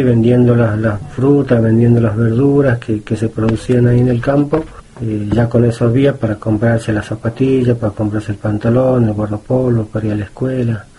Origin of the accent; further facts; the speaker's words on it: Maimará, Jujuy, Argentina; yo soy del campo y me voy a volver a mi campo, a mi pago, a mi tierra. Así que me regresé, me volví, a los 20 años me volví.